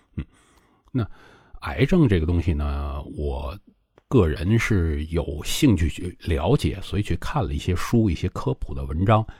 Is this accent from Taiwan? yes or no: no; China; 我们中国人吃的比较多的